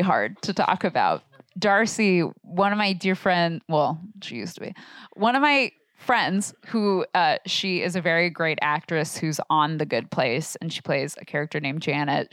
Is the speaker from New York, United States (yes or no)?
no; Portland, Oregon, United States; I grew up in Portland, Oregon